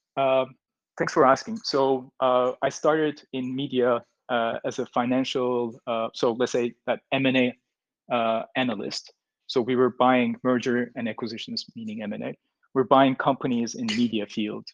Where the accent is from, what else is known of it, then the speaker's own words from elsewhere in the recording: Turkey; moved away as an adult; now in Vietnam; I'm from Turkey. Basically, moved into Vietnam six years ago, almost five and a half.